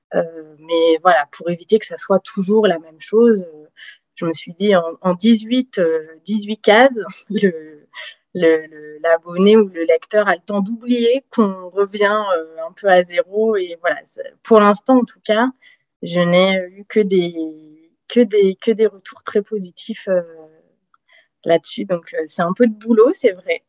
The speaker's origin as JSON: {"language": "French", "region": "south-west France", "country": "France", "also_born_or_lived": "French Guiana", "moved": "yes", "lives_now": "Paris region, France", "said": "je suis originaire plutôt du sud de la France, sud-ouest"}